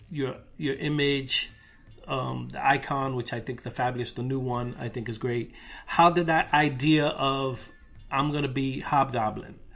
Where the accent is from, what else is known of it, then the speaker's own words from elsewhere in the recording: Brooklyn, New York, United States; gentrified Brooklyn though, like when I grew up before the gentrification.